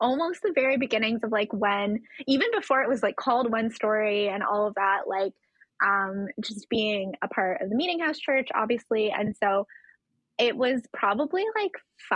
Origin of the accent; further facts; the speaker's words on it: just outside of Toronto, Ontario, Canada; I was born and raised just outside of Toronto